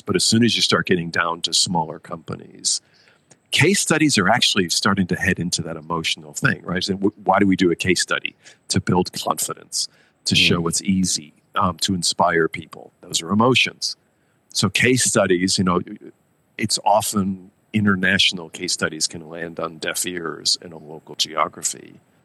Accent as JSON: {"language": "English", "country": "United States", "tie": "born or raised there", "also_born_or_lived": "Tokyo / Nanjing / Mumbai", "moved": "as an adult", "said": "I grew up in America"}